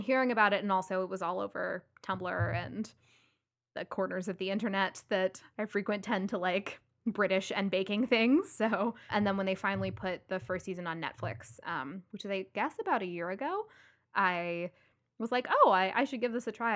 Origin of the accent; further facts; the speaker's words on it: Louisville, Kentucky, United States; Kelsey and I grew up together in Louisville, Kentucky